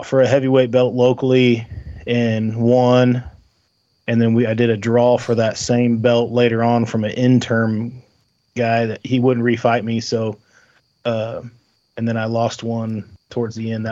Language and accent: English; Southern Illinois, United States; We're from Southern Illinois, so about an hour and 15-20 minutes from St. Louis, east of St. Louis.